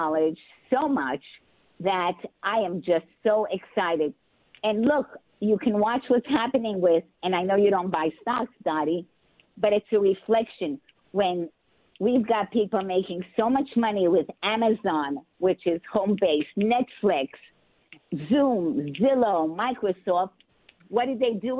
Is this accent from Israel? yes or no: yes; Israel; moved away; also born or lived in New York City, United States; I'm also an Israeli citizen since I was born in Israel.